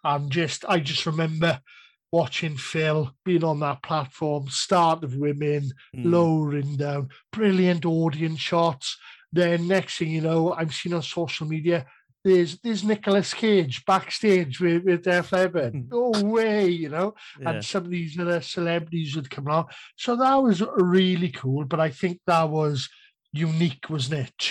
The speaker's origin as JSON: {"language": "English", "town": "Cardiff", "region": "Wales", "country": "United Kingdom", "tie": "born or raised there", "said": "I was at Cardiff, it's my hometown"}